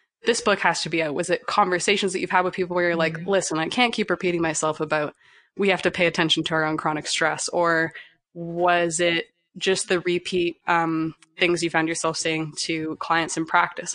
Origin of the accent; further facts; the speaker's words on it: Canada; also born or lived in Calgary; I'm Canadian